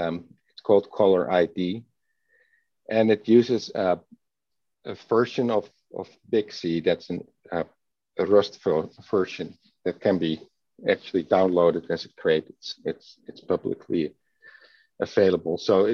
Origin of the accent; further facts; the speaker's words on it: Netherlands; English is a second language; Growing up in the Netherlands.